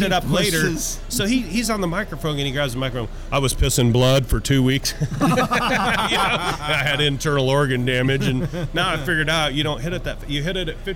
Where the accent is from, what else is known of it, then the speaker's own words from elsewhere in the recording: Kansas, United States; I'm from Kansas. I have a shop